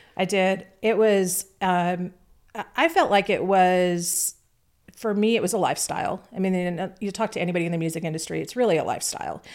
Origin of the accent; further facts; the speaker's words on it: Orange County, California, United States; now in Nashville, United States; grew up in Orange County, California